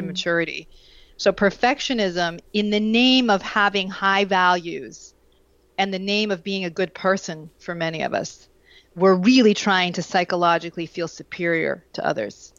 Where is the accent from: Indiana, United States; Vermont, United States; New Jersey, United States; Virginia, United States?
Vermont, United States; moved away; I grew up in Vermont